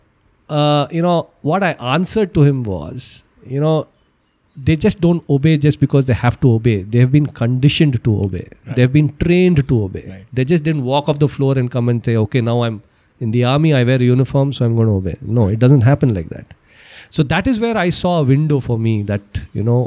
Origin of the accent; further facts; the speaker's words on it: Bangalore, Karnataka, India; I'm basically from Bangalore. I graduated from Christ